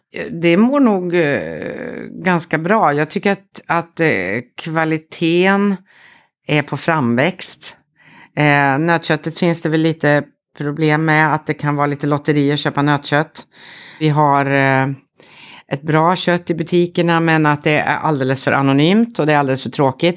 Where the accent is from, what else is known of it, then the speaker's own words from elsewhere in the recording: Södermanland, Sweden; Jag är en bonddotter från Sörmland